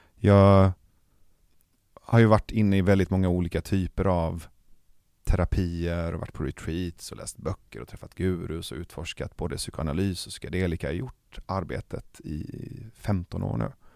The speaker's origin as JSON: {"language": "Swedish", "country": "Iran", "moved": "yes", "lives_now": "Sweden", "said": "Jag är iranier"}